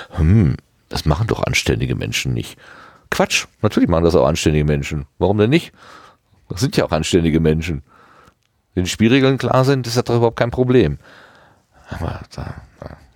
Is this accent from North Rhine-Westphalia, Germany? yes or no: yes; Hattingen, North Rhine-Westphalia, Germany; Hattingen. Also das ist meine Heimatstadt.